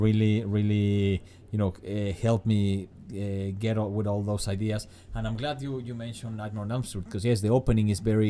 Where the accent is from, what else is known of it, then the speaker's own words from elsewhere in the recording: Mexico City, Mexico; I am from Mexico City.